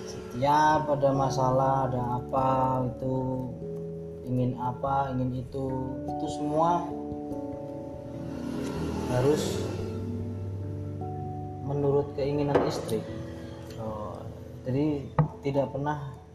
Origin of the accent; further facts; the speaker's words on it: Java, Indonesia; saya ini kan orang Jawa.